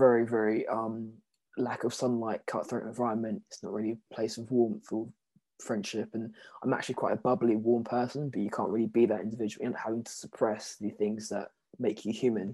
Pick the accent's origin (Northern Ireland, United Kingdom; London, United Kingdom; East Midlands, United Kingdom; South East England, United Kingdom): London, United Kingdom; also born or lived in Jamaica (ancestry); I'm from South London. I live like in Purley. It's just near Croydon.